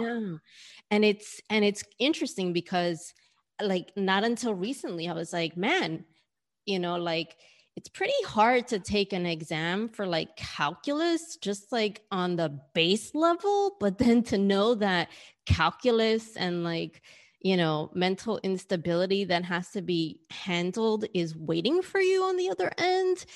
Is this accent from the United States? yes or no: yes; New York City, New York, United States; moved away as an adult; now in Australia; being someone who was born and raised in New York and whose mom and dad were born and raised in New York